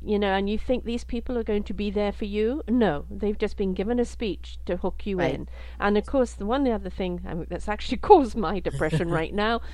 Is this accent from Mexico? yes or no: no; Canada; as a Canadian